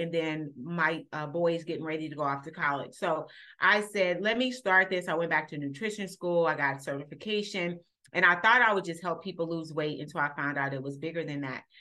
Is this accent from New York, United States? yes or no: no; Los Angeles, California, United States; moved away as an adult; also born or lived in Illinois; I grew up in Los Angeles, California